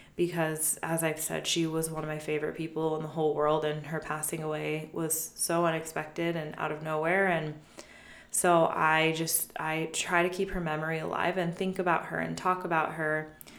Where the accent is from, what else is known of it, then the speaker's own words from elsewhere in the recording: United States; We grew up around Lake Tahoe, and my mom had summers off because she worked in the kitchen.